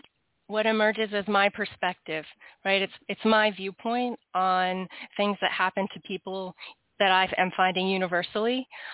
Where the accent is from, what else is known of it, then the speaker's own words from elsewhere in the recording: Washington, D.C. area, United States; also born or lived in North Carolina; I live in the Washington, D.C. area. Yep. I know. But I grew up in that, the suburbs of Washington, D.C. I did go to school in North Carolina, and then ended up back in the Washington, D.C. area.